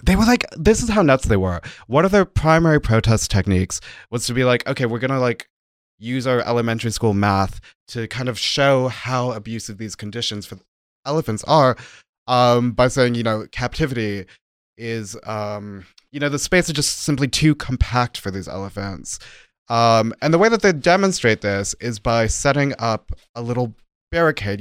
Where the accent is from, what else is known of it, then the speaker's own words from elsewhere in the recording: United States; moved away as an adult; now in Germany; as an American citizen, when I moved to Germany, my visa only allowed freelance work